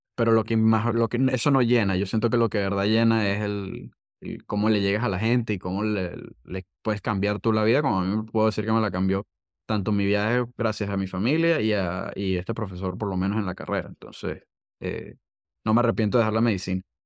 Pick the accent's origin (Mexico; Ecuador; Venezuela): Venezuela; accent: Venezuelan; moved away as an adult; now in United States; soy venezolano, eso no lo hemos mencionado, pero el acento no, no me ayuda